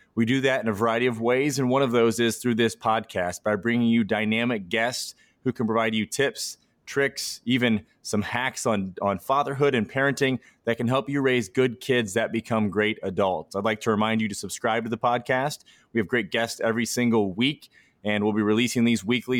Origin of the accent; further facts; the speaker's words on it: Midwest, United States; I grew up in the Midwest